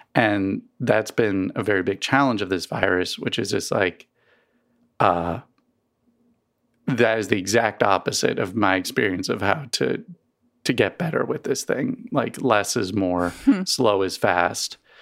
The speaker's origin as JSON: {"language": "English", "region": "East Coast", "country": "United States", "tie": "born or raised there", "moved": "yes", "lives_now": "Missouri, United States", "said": "I grew up on the East Coast um and never really had allergies until I moved to Missouri."}